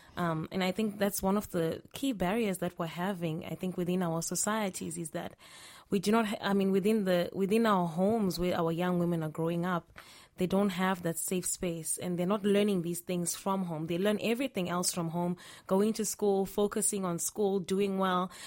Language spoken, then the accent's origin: English; Zimbabwe; I'm from Zimbabwe.